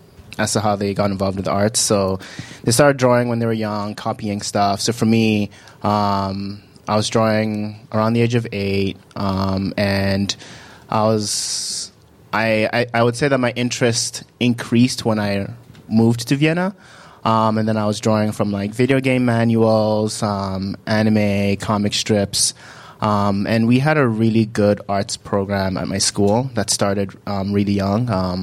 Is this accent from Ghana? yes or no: yes; Accra, Greater Accra, Ghana; born there; So I was born in Ghana. I was born in Accra.